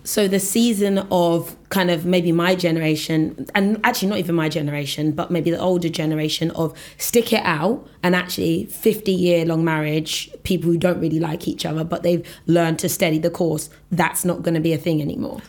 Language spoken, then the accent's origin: English; Nigeria; I'm Nigerian